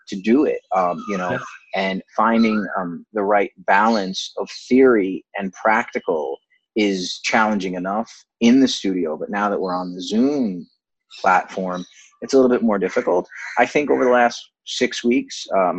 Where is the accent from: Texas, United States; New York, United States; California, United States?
New York, United States; Rockland County; moved away as an adult; also born or lived in Boston / France; now in Mumbai, India; I grew up in the suburbs of New York in a place called Rockland County